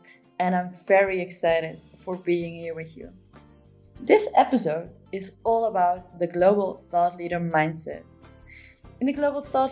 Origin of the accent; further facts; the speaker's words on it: Netherlands; moved away as an adult; now in Spain; I'm from the Netherlands, but living now in Spain since a few months.